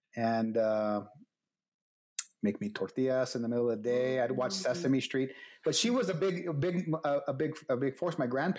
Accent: Deming, New Mexico, United States; I grew up here in New Mexico. I've been here pretty much my whole life.

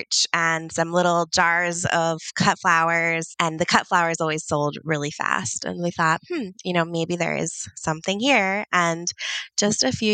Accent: Virginia, United States; moved away as an adult; also born or lived in New York City; now in East Windsor, United States; So I'm from Virginia originally.

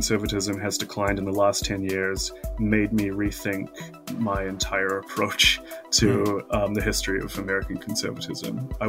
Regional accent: South Island, New Zealand; moved away as an adult; also born or lived in United States / North Island, New Zealand; I'm a native New Zealander who has spent much time in the United States

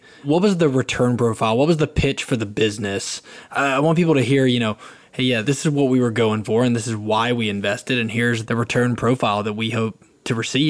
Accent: United States; as an American

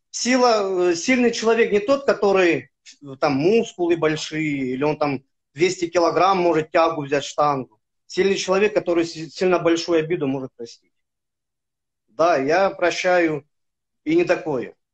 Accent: Ukraine; Я армянин, который родился в Украине и вырос.

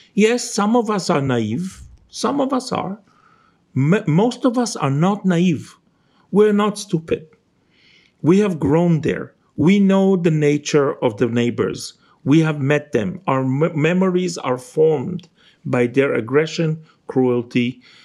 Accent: Jerusalem, Jerusalem District, Israel; moved away; I grew up in Israel, in Jerusalem.

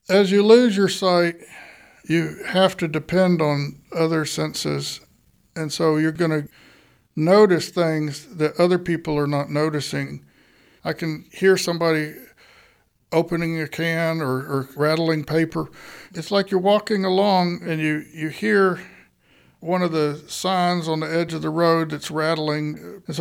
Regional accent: Bomashaw, Nigeria; I grew up in Bomashaw, Nigeria and my parents were medical missionaries there.

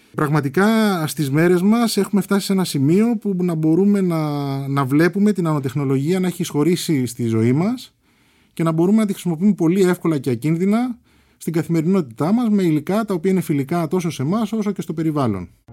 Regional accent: Melissia, Attica, Greece; Γεννήθηκα στα Μελίσια.

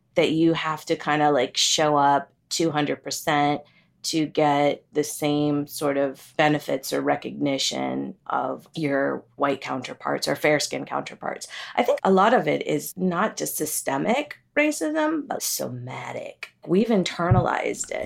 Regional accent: United States; also born or lived in Kerala, India / Pennsylvania / Ohio; I grew up in Pennsylvania and Ohio

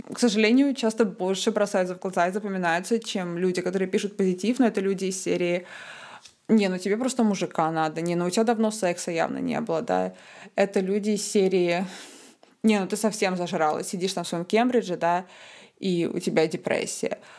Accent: Tallinn, Harju County, Estonia; also born or lived in Cambridge, United Kingdom / Michigan, United States / Australia; я из Таллина, из Эстонии

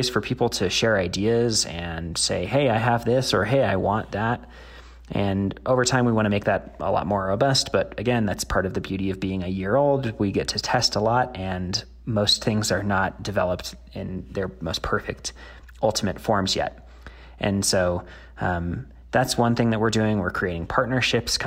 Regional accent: Denver, Colorado, United States; my hometown of Denver

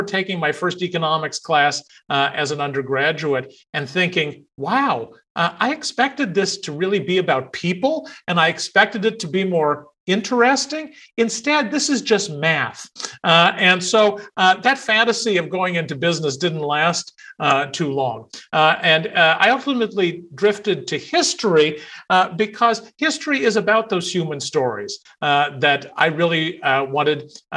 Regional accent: Central Texas, United States; was 7 or 8 years old growing up in Central Texas

